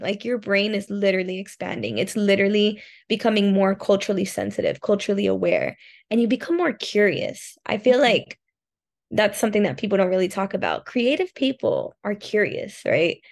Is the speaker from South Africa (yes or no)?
no; Miami, Florida, United States; moved away as an adult; now in Osaka, Japan; I'm from Miami